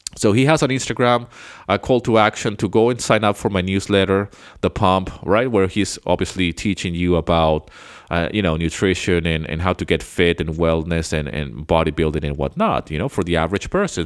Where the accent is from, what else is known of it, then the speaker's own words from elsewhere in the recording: Venezuela; moved away as an adult; also born or lived in United Kingdom; now in Greece; I was born in the U K, but I grew up somewhere else. I grew up in South America. I grew up in Venezuela